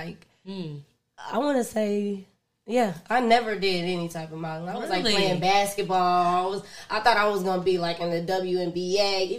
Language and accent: English; Dayton, Ohio, United States; moved away as an adult; also born or lived in Los Angeles; From Dayton, Ohio. I'm right here from Dayton, Ohio. I moved at 18 to LA. But nice. I'm from here, born and raised.